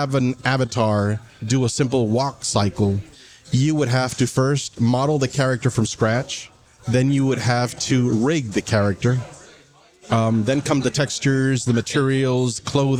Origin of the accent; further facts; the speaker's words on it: La Ceiba, Atlántida, Honduras; moved away as an adult; also born or lived in Taiwan; now in Taipei, Taiwan; I am a native from Honduras, small little seaside town called La Ceiba. I have been in Taiwan for about 22, 23 years